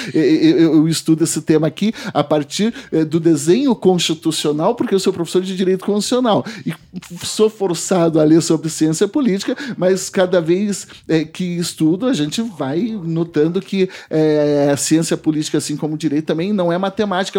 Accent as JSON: {"language": "Portuguese", "town": "Porecatu", "region": "Paraná", "country": "Brazil", "tie": "born or raised there", "said": "pela minha, pela minha região onde eu nasci, Porecatu, norte do estado"}